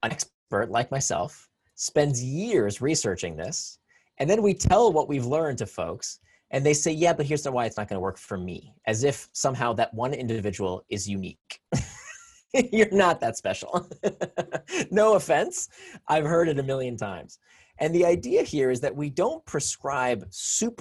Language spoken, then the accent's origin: English; Florida, United States; I grew up in Florida